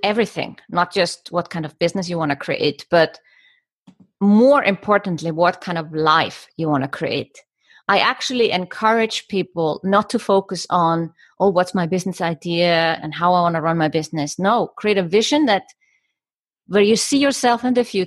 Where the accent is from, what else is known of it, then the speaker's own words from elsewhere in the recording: Iceland; moved away as an adult; also born or lived in Germany; now in Switzerland; I am Icelandic and I come from Iceland. And I moved to Germany 20 years old to study architecture